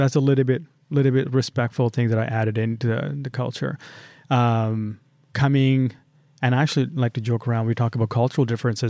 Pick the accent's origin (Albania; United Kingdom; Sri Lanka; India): Sri Lanka; One of the biggest one is growing up in Sri Lanka.